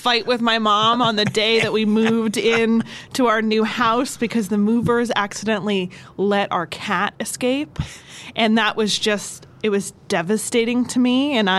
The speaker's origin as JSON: {"language": "English", "area": "Lackawanna County", "region": "Pennsylvania", "country": "United States", "tie": "born or raised there", "also_born_or_lived": "Baltimore, Maryland", "said": "I was not born in Lackawanna County, but I was raised. I was born outside of Baltimore."}